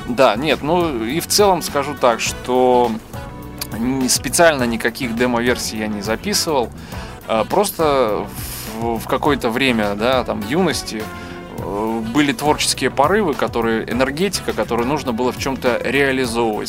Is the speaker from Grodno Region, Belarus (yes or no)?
yes; Grodno, Grodno Region, Belarus; moved away as an adult; now in Minsk, Belarus; я сам не из Минска, сам из города Гродно